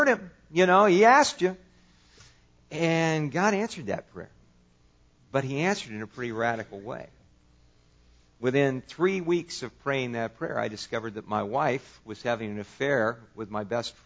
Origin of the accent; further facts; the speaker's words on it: California, United States; I grew up in California.